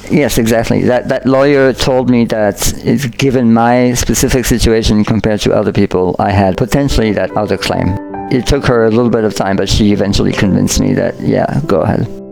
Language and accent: English; France; moved away; I grew up in France